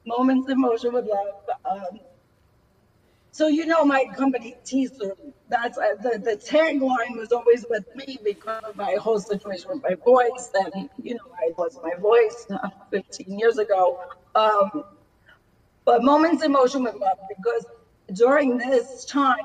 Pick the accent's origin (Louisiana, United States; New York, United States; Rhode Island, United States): New York, United States; New York City; now in New Jersey, United States; I'm from Staten Island, New York